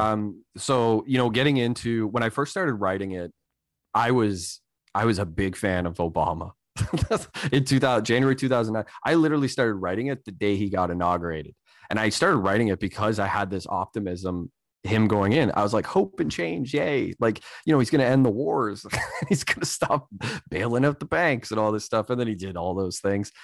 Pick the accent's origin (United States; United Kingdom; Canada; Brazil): Canada; I'm a Canadian